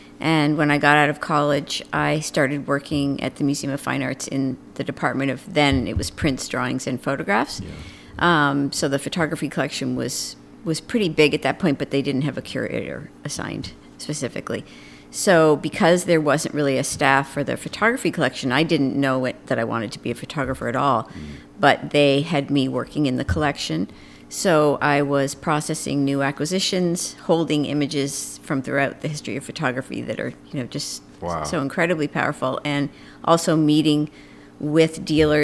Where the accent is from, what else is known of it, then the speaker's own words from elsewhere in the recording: just north of Boston, Massachusetts, United States; I grew up on a dairy farm just north of Boston